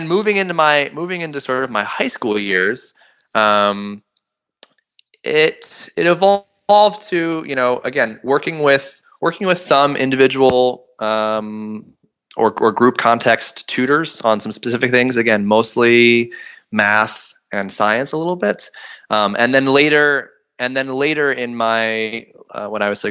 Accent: Hudson Valley, New York, United States; I grew up in the Hudson Valley of New York, which is just a couple hours north of New York City

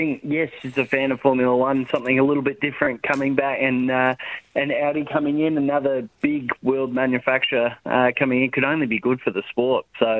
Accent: Australia; as an Aussie

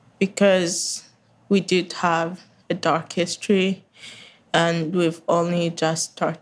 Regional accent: Rwanda; I'm from Rwanda.

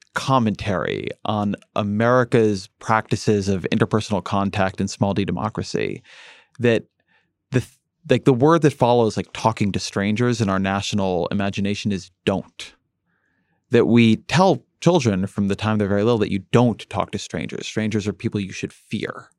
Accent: Irvine, California, United States; moved away; when I grew up in Irvine, California, we got the L A Times

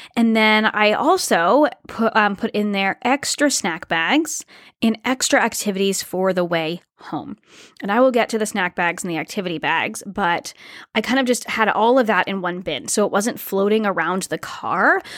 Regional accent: Rhode Island, United States; moved away; also born or lived in Toronto, Canada; my home state, Rhode Island

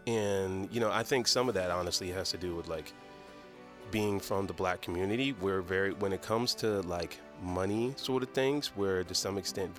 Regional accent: Decatur, Georgia, United States; Well, I grew up in Decatur, Georgia, which for those who don't know, Decatur is like in Atlanta.

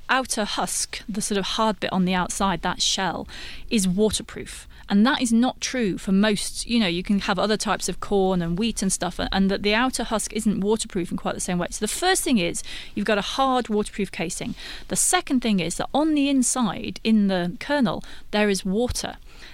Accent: United Kingdom; I'm British, so we stir milk into tea a lot, but maybe here you stir milk into coffee more.

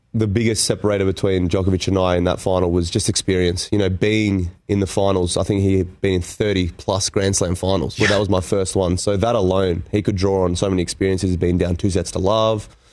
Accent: Canberra, Australian Capital Territory, Australia; I grew up in Canberra

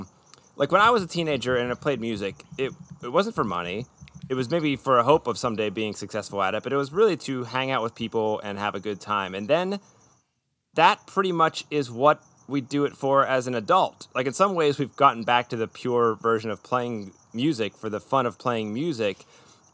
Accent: Pittsburgh, Pennsylvania, United States; I'm from Pittsburgh and I you know grew up in a sort of different environment

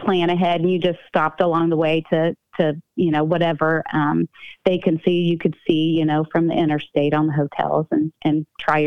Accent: Midwest, United States; We're from the Midwest

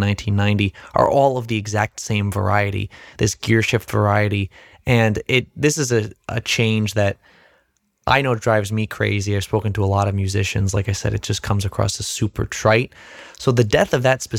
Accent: New Jersey, United States

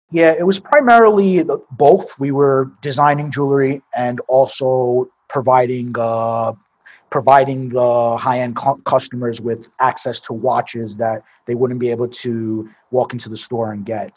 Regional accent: New York City, New York, United States; moved away; I'm from Brooklyn. So born and raised in Brooklyn, New York. Uh, grew up basically uh, around the Coney Island area.

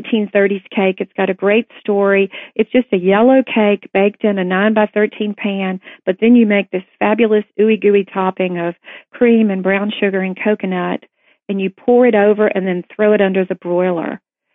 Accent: Tennessee, United States; I was not raised on it growing up in Tennessee

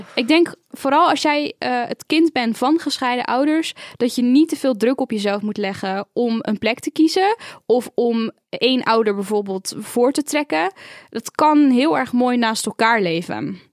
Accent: Rotterdam, South Holland, Netherlands; also born or lived in Edinburgh, Scotland; waar ik ben opgegroeid, Rotterdam is thuis, Edinburgh in Schotland is thuis

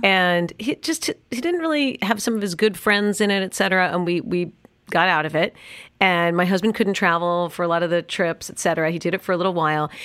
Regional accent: New York City, New York, United States; also born or lived in Los Angeles; now in Park Cities, United States; I grew up in New York City

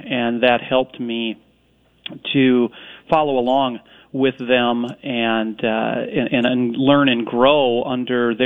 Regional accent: Corcoran, Minnesota, United States; I was fortunate enough to grow up in a little town west of the metro in Corcoran

